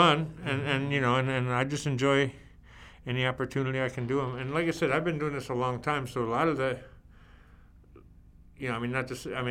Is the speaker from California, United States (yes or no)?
no; Michigan, United States; moved away as an adult; also born or lived in San Francisco / Los Angeles / Las Vegas; I grew up in Michigan.